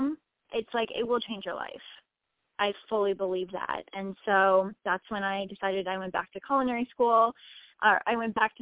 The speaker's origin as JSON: {"language": "English", "region": "Iowa", "country": "United States", "tie": "born or raised there"}